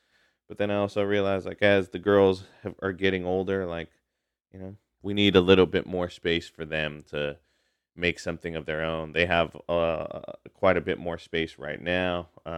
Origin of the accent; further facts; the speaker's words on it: Hayward, California, United States; also born or lived in Chicago; when I was born in Southern California, as we moved around Southern California, Northern California, and then in Chicago as well, before my family came back and settled in Hayward